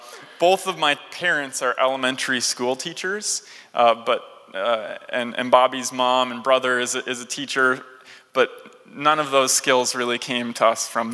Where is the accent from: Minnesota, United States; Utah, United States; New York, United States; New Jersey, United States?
Minnesota, United States; Duluth; moved away as an adult; also born or lived in Collegeville, Minnesota; now in Twin Cities, United States; I'm from Duluth originally.